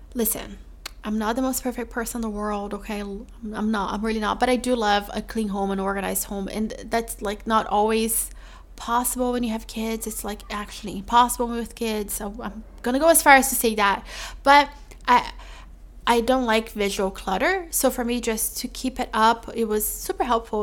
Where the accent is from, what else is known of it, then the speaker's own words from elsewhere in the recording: Brazil; moved away; I'm from Brazil.